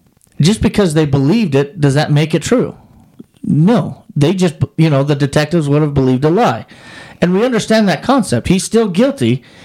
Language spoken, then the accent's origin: English; Wyoming, United States; I grew up in Wyoming.